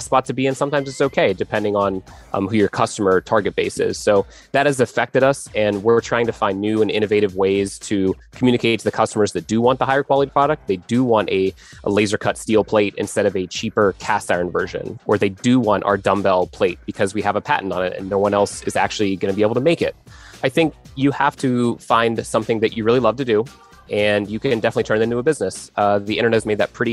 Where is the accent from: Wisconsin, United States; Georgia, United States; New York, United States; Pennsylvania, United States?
Pennsylvania, United States; I am from Pennsylvania